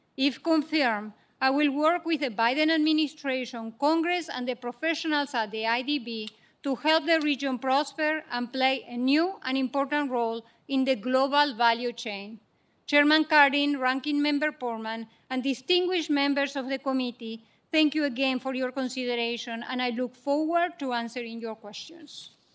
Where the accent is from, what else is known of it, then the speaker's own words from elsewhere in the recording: Argentina; now in United States; I am the youngest of seven children born and raised in Argentina.